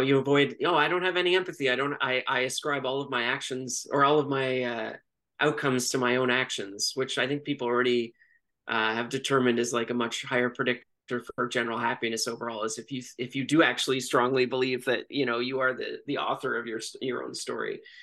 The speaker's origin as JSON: {"language": "English", "town": "Toronto", "region": "Ontario", "country": "Canada", "tie": "born or raised there", "also_born_or_lived": "Montreal", "said": "I grew up in Toronto my entire life"}